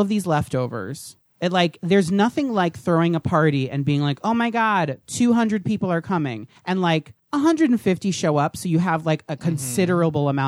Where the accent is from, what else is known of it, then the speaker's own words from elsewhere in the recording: New Jersey, United States; I grew up in New Jersey